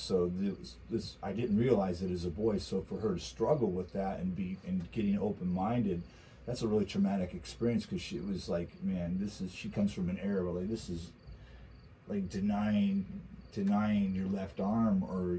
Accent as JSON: {"language": "English", "region": "California", "country": "United States", "tie": "born or raised there", "said": "I was raised in California"}